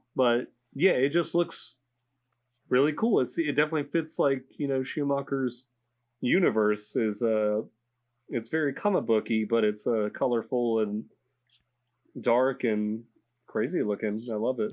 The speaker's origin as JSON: {"language": "English", "country": "United States", "said": "as an American"}